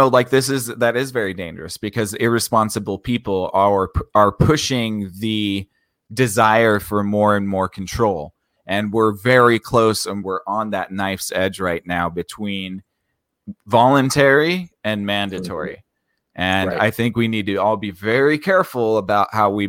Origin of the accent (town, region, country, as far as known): United States